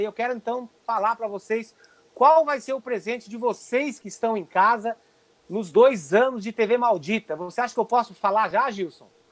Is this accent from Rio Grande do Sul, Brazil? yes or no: no; Foz do Iguaçu, Paraná, Brazil; also born or lived in Porto Alegre / São Paulo; now in Los Angeles, United States; eu saí de Foz do Iguaçu